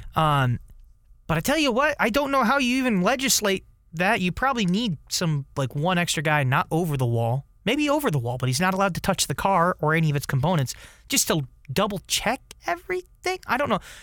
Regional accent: United States

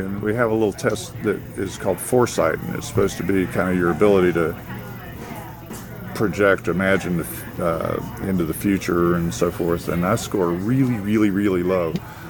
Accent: East Tennessee, United States; moved away; I'm originally from East Tennessee, and so I'm used to really vivid greenery

